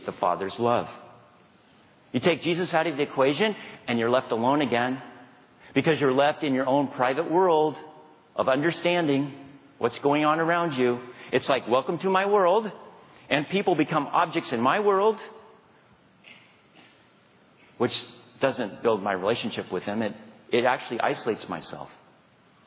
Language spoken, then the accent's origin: English; Dodge City, Kansas, United States; moved away; I'm from Kansas